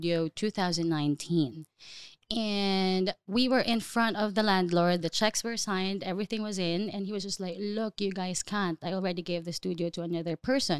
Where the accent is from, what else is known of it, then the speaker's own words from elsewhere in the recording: Davao City, Davao Region, Philippines; moved away as an adult; now in Dubai, United Arab Emirates; I grew up in the Philippines